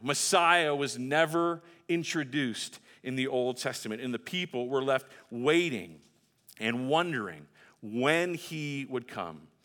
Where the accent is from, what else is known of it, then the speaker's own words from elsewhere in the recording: Texas, United States; my home state of Texas